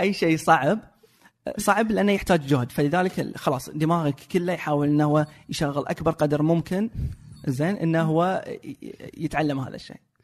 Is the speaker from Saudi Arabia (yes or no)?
yes; Saudi Arabia; عندنا في السعوديه